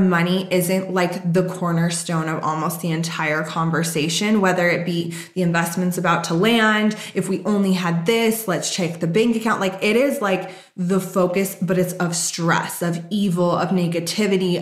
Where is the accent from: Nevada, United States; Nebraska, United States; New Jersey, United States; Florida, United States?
Nevada, United States; Las Vegas; I grew up in Vegas